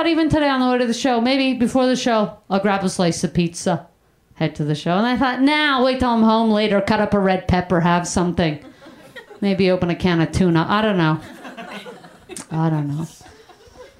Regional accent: Canada; moved away as an adult; also born or lived in Brooklyn, New York; now in United States; I grew up in Canada. I went to high school in Canada

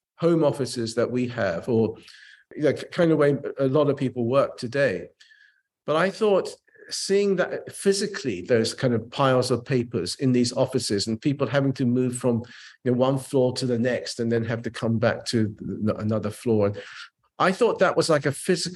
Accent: England, United Kingdom; also born or lived in Japan; I was a Japanese kid growing up in England.

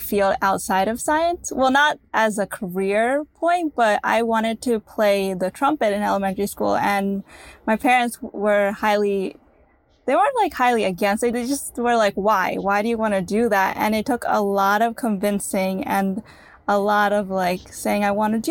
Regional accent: United States; we're born in America, that we're Indian

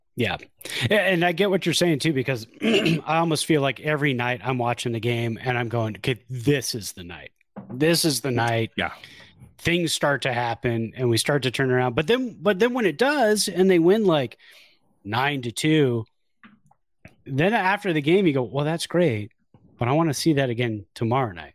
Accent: Bay Area, California, United States; all of us teenagers growing up in the Bay Area

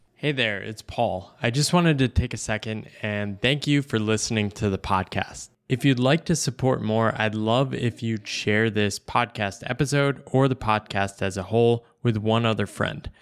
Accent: United States; growing up in the American economy

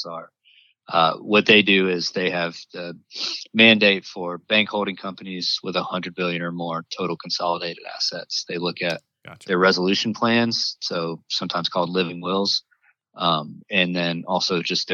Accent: North Carolina, United States; moved away as an adult; now in Washington, D.C., United States; I'm originally from North Carolina

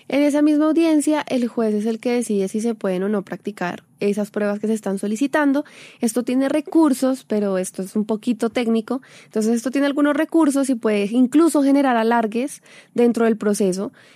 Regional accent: Colombia; nosotros como colombianos

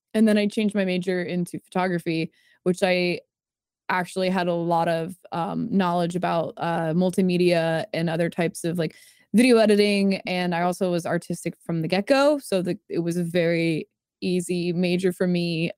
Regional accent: Jupiter, Florida, United States; moved away; I was born in Jupiter, Florida, like the planet, also in the West Palm area

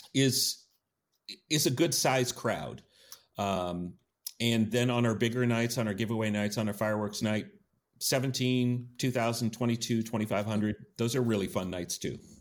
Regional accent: Yakima, Washington, United States; born and raised in Yakima

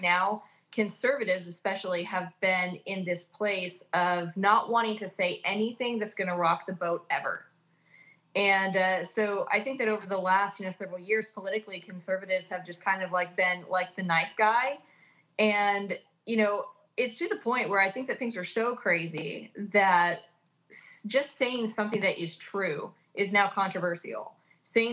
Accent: Oklahoma, United States; I grew up in Oklahoma.

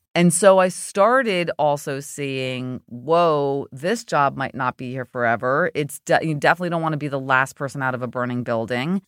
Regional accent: New Jersey, United States; I went to Rutgers in New Jersey, my home state

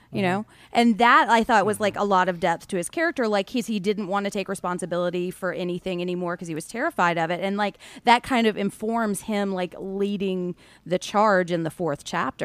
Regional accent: the Bible Belt, United States; growing up in the Bible Belt

